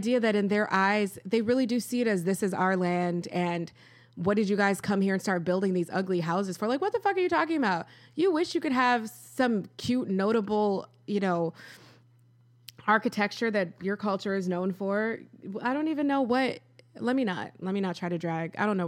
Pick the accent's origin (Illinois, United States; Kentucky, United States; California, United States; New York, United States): New York, United States; Rochester; I am an American. I was born in Rochester. This is what I know. Lisa Frank, mall walking, Wegmans.